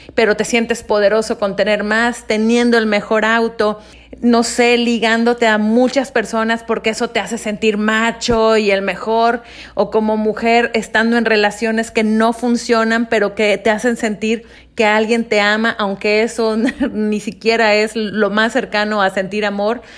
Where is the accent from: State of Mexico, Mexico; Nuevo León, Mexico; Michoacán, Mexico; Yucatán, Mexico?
Yucatán, Mexico; Mérida; yo nací en Mérida, Yucatán